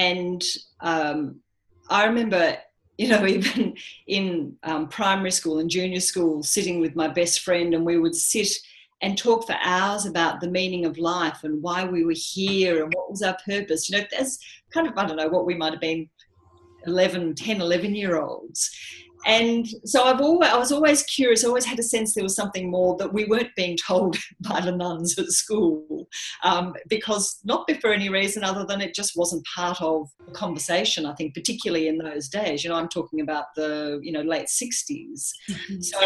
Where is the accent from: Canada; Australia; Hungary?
Australia; So I grew up Catholic here in Australia.